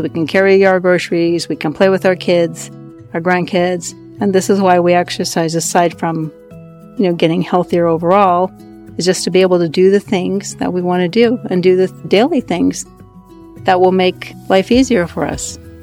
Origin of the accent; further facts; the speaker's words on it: Norway; moved away; I was raised in Norway